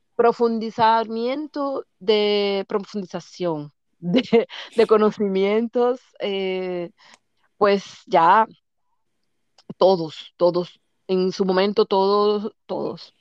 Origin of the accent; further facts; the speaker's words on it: Santo Domingo, Distrito Nacional, Dominican Republic; moved away as an adult; now in Germany; nací en Santo Domingo en el que se llamaba antes Centro Médico Nacional